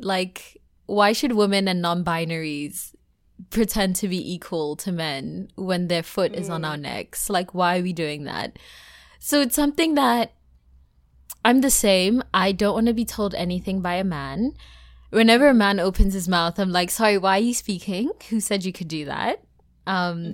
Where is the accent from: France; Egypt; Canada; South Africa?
South Africa; the cultural context of being South African